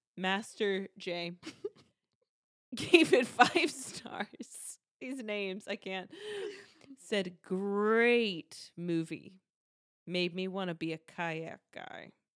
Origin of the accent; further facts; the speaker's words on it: South Carolina, United States; I grew up in South Carolina